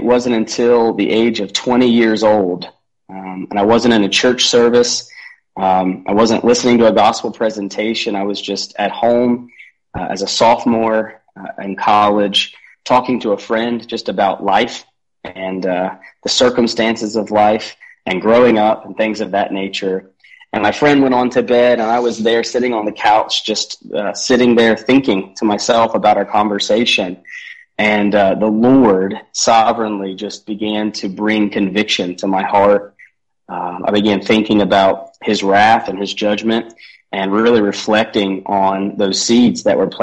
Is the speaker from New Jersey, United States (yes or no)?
no; Columbus, Ohio, United States; I was born and raised in Columbus, Ohio